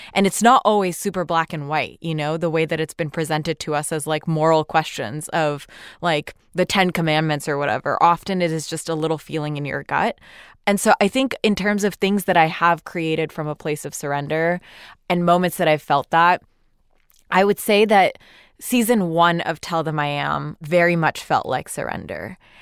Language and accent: English; Pakistan; now in United States; as a Muslim woman born and raised in Pakistan